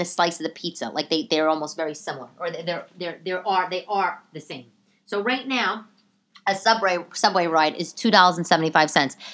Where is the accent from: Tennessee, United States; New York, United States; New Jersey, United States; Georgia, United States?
New York, United States; New York City; being a New Yorker